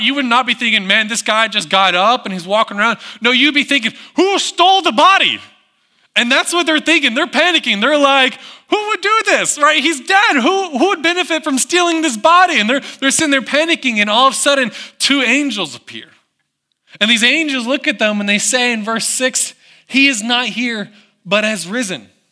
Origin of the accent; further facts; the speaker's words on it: United States; moved away; I grew up in the Smoky Mountains